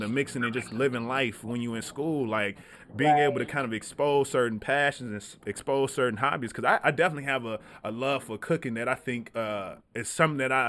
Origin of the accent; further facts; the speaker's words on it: Tennessee, United States; I am from Tennessee.